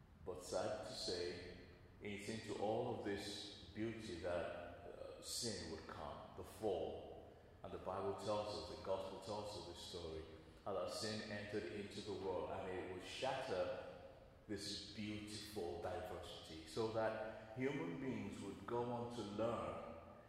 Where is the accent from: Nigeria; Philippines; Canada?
Nigeria; now in England; I grew up my early years there in Nigeria